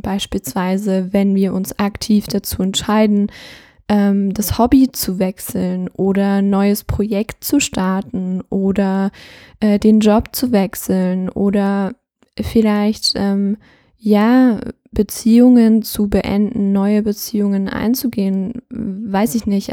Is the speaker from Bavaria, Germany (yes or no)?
no; Thuringia, Germany; ich komme aus Thüringen